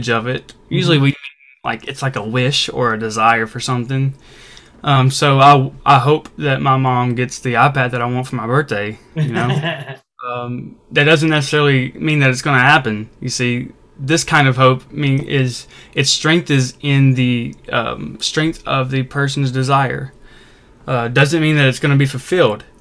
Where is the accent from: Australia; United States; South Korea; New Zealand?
United States; Mississippi; also born or lived in Arkansas; I've been born and raised in Mississippi my whole life